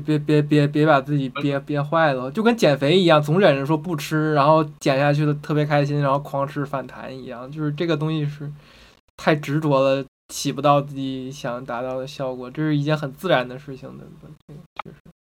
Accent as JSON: {"language": "Chinese", "region": "Alabama", "country": "United States", "said": "我家是来自阿拉巴马的，然后我那儿全都是臭老头儿"}